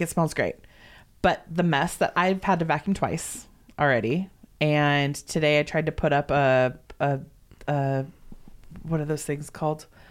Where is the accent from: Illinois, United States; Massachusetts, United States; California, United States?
California, United States; Southern; moved away; also born or lived in Oregon; growing up in Southern California. Like, I never had a white Christmas until I lived in Oregon.